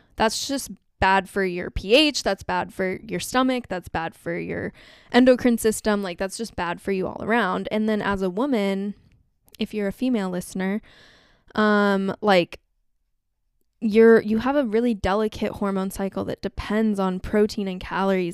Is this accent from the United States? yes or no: yes; Southern California, United States; growing up in Southern California